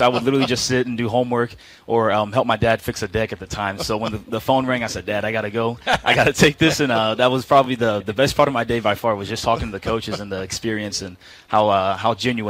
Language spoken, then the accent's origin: English; Haiti; I'm from Haiti.